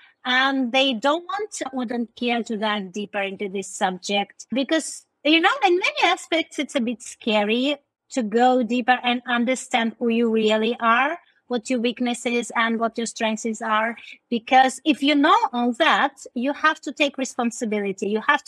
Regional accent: India; English is a second language; also born or lived in Russia; when I say I was born in Russia, but I moved to India when I was 9 years old, and I grew up there, like, well, I can't say I'm an Indian, right?

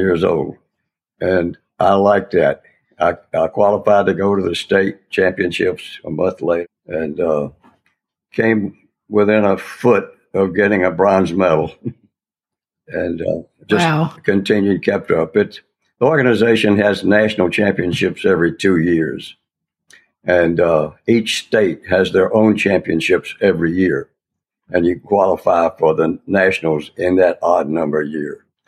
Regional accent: West Tennessee, United States; also born or lived in Memphis, Tennessee / New York State / Kansas City / Washington, D.C.; I grew up in West Tennessee

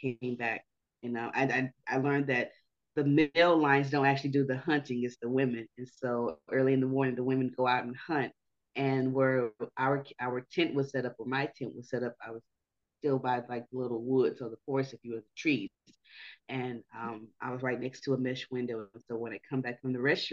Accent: Houston, Texas, United States; From the great state of Texas. I'm from Houston.

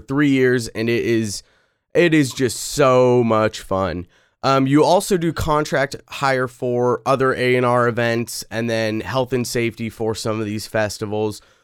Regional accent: Pacific Northwest, United States; I'm from the Pacific Northwest.

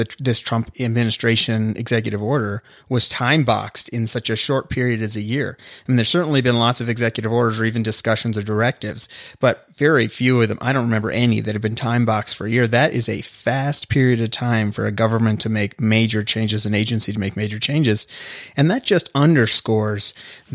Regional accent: Canada; now in United States; as a Canadian, I came from true socialized medicine

